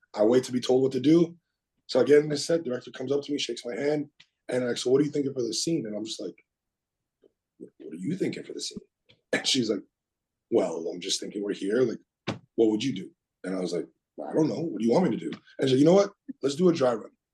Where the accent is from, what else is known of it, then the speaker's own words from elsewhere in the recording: South Shore, Quebec, Canada; I was a kid and I, I grew up in the South Shore.